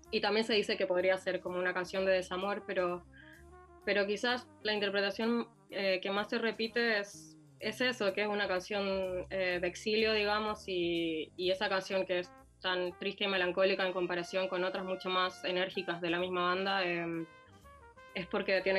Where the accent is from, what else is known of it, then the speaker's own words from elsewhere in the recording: Chile; now in Argentina; Yo, como decía, soy chilena y vivo acá.